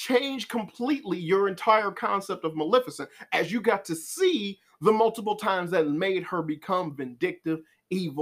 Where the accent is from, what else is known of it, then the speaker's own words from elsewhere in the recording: Chicago, Illinois, United States; when you was a poor black child growing up in Chicago